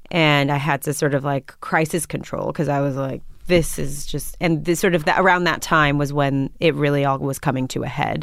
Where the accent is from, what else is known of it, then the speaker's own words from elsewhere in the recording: New York, United States; also born or lived in Berlin, Germany; I grew up in Washington Heights.